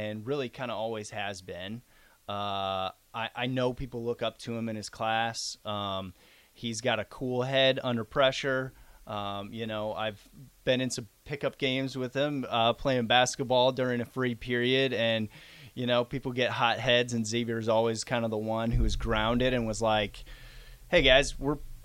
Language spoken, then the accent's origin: English; Norfolk, Nebraska, United States; moved away as an adult; now in Lincoln, United States; I am from Norfolk, Nebraska, originally, born and raised